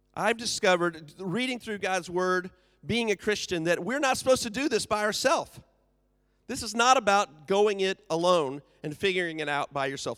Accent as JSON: {"language": "English", "country": "United States", "moved": "yes", "said": "I am from the U S."}